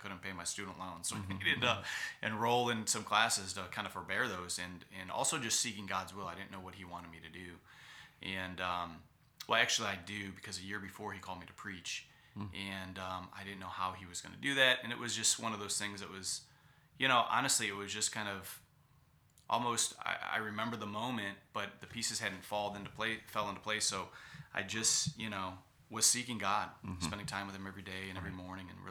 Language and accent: English; Cleveland, Ohio, United States; moved away as an adult; Cleveland Baptist Church in my hometown in Cleveland, Ohio